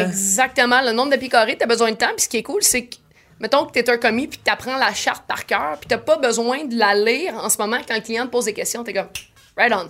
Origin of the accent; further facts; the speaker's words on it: Saint-Eustache, Quebec, Canada; first language French; also born or lived in Oka / Sainte-Thérèse; now in Terrebonne, Canada; je suis née à Saint-Eustache, j'ai déménagé à Oka. Je suis revenue à Saint-Eustache, j'ai habité à Sainte-Thérèse. Hmm. Euh, et euh, maintenant je suis à Terrebonne